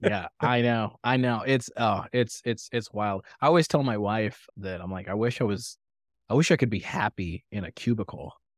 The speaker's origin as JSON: {"language": "English", "country": "Tanzania", "tie": "born or raised there", "moved": "yes", "said": "I grew up in Tanzania, East Africa"}